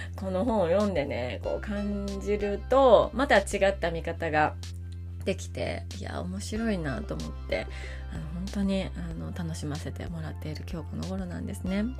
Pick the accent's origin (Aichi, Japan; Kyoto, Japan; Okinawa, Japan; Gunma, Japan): Kyoto, Japan; Maizuru; 京都府の日本海側の舞鶴というところが出身でしてでもう生まれてからずっと